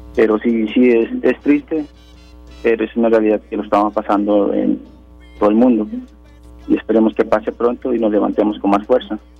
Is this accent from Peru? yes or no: yes; Peru; now in Santo Domingo de Heredia, Costa Rica; nosotros somos peruanos, ya radicamos muchos años aquí, somos mm. parte de aquí también